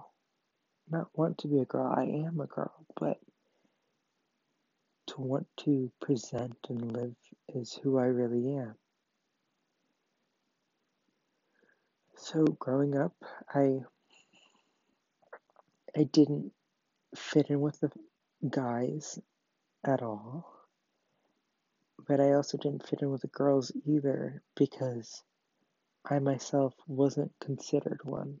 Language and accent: English; Baltimore, Maryland, United States; I was born on July 4th, 2001, in Baltimore, Maryland